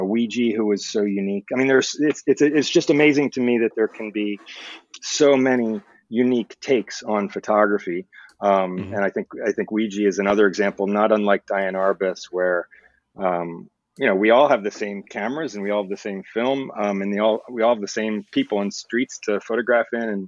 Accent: Palo Alto, California, United States; moved away; I grew up partly in California, in Palo Alto, which is in the San Francisco Bay Area.

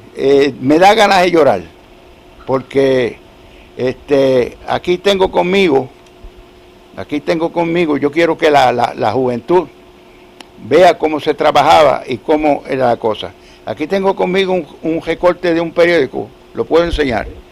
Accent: Adjuntas, Puerto Rico; also born or lived in Utuado; adjuntas eh, es mi pueblo porque yo nací en Pellea y me registraron acá en Utuado en el 1928

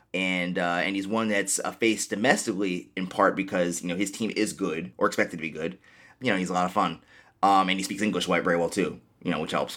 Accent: New York City, New York, United States; I'm actually from Queens

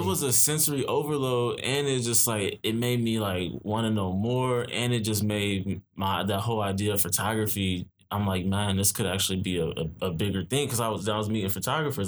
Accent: Omaha, Nebraska, United States; moved away as an adult; also born or lived in Iowa; now in New York, United States; born and raised in Omaha, Nebraska

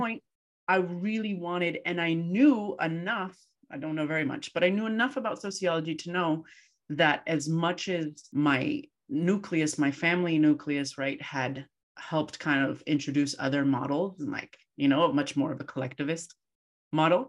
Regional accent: United States; moved away as an adult; also born or lived in Colombia; I left this country, like I'm half American and half Colombian, right after undergrad

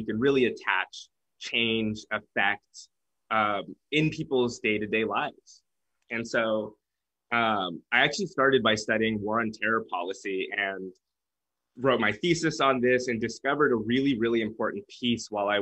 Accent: Fresno, California, United States; I was born and raised in Fresno, California, raised in a mixed household

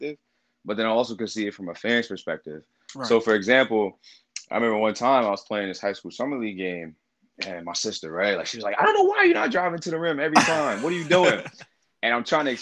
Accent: New York, United States; I'm from New York

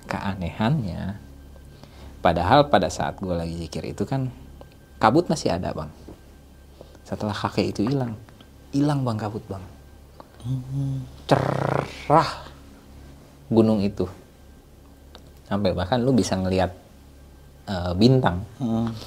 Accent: Bekasi, West Java, Indonesia; dalam hati gue karena gue dari Bekasi ya bang ini berasa kayak ke, kayak di Bekasi

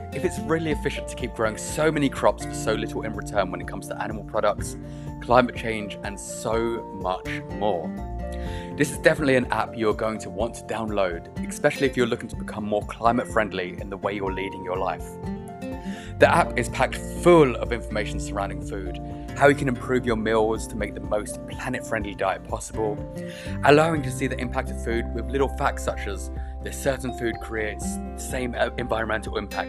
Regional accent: Mexico; But here we are, we're both from Mexico, two different places, but finally in the same time zone.

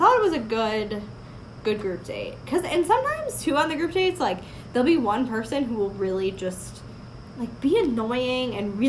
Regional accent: Northeast, United States; of growing up in the Northeast and the snow

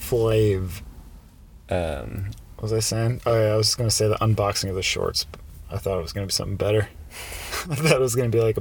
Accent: United States; As an American, like, we're wired to get pumped up when we hear the Rocky music.

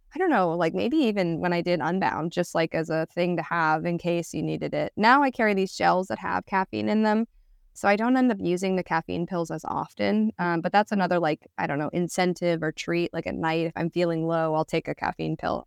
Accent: United States; as American

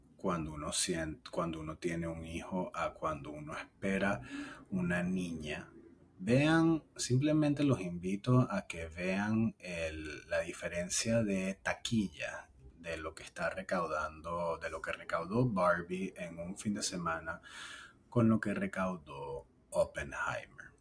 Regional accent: Venezuela; moved away; en nuestro país, en mi país natal

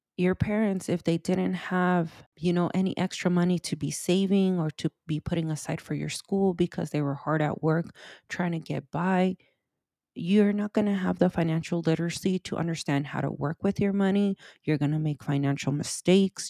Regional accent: California, United States; This is where I was born and raised

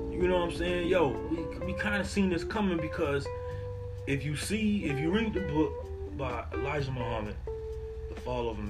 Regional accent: Atlanta, Georgia, United States; I dealt with that shit. I'm from Atlanta, bro. I dealt with shit in high school, bro.

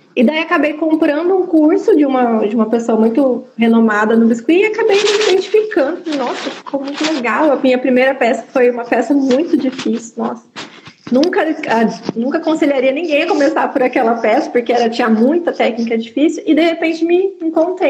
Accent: São José dos Campos, São Paulo, Brazil; moved away as an adult; eu sou de São José dos Campos, e vim morar duas horas de distância aqui

